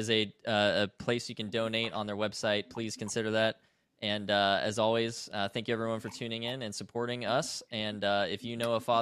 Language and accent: English; Oregon, United States; now in Clarksville, United States; I'm from Oregon, but I live down in Tennessee.